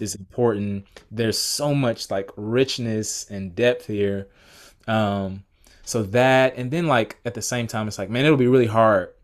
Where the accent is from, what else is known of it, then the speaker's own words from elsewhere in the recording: Atlanta, Georgia, United States; I grew up in Atlanta, Georgia. Actually still live in Atlanta now.